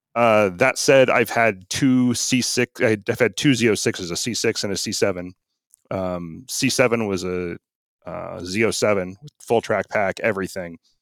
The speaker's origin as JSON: {"language": "English", "town": "Arlington", "region": "Washington", "country": "United States", "tie": "born or raised there", "said": "I grew up in Arlington, Washington, back before it had stoplights"}